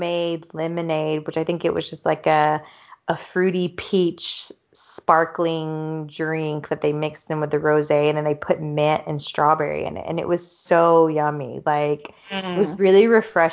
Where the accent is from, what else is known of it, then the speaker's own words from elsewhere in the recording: the South, United States; moved away as an adult; now in Europe; growing up in the South, where racism is still a very, very big issue